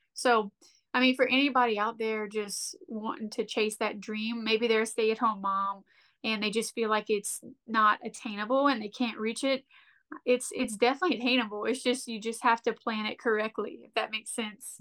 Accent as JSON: {"language": "English", "area": "Lafayette", "region": "South Louisiana", "country": "United States", "said": "we're from Lafayette"}